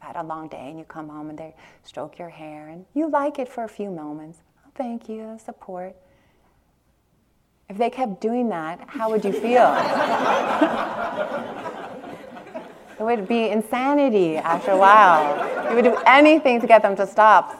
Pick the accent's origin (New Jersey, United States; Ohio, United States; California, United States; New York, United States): California, United States; Long Beach; I grew up in Long Beach, East Long Beach, Compton border in California